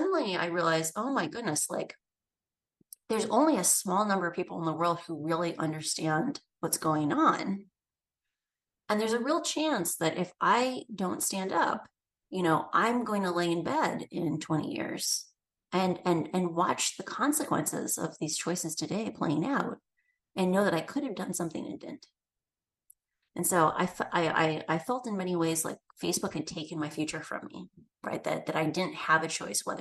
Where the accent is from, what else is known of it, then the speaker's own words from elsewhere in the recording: Midwest, United States; I grew up in the Midwest